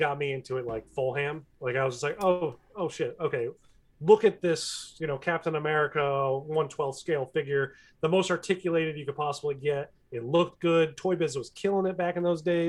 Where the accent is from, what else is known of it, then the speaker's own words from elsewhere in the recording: Connecticut, United States; I grew up in Connecticut